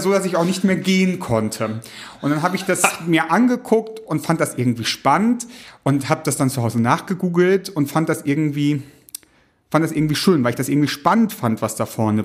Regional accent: East Frisia, Lower Saxony, Germany; ich komme aus Ostfriesland, da gibt's eine klare Trennung auch zwischen einer lutherischen Landeskirche und einer reformierten Landeskirche nochmal

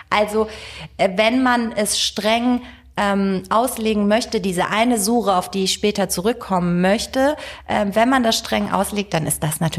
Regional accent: Tehran, Tehran Province, Iran; German is a second language; now in Germany; Wobei ich kann jetzt nur für Teheran und den Norden Irans sprechen, wo ich herkomme.

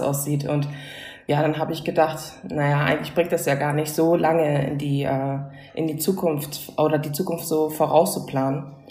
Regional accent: Hamburg, Germany; moved away as an adult; now in Berlin, Germany; ich komme ja ursprünglich aus Hamburg

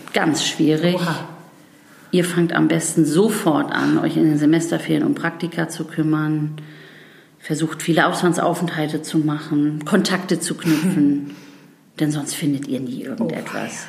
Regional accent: Bargteheide, Schleswig-Holstein, Germany; moved away as an adult; also born or lived in Freiburg / England / New York; zurück in den Norden zu mhm. gehen wo meine Heimat ist, wo mein Herz hängt

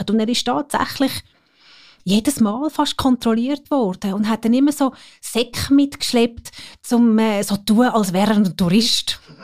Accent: Geroldswil, Zurich, Switzerland; sind wir in Geroldswil aufgewachsen und äh, dann auf Zürich gekommen

